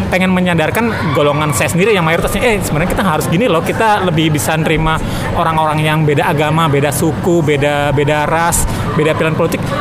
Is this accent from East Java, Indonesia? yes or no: no; Banten, Indonesia; aku kan dari Banten ya